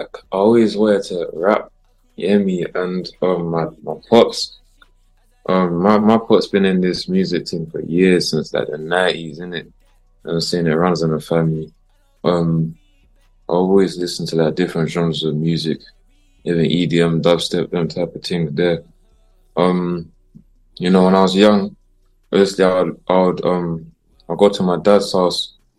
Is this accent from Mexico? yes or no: no; London, United Kingdom; I'm from London. Literally, bro. Background Jamaican, you know, fully Jamaican